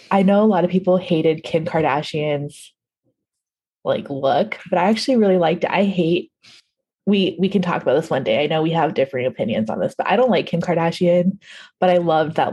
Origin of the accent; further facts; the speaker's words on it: United States; I'm American